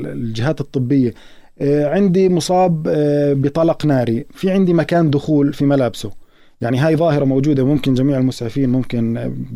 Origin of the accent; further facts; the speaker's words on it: Palestine; إحنا كمجتمع فلسطيني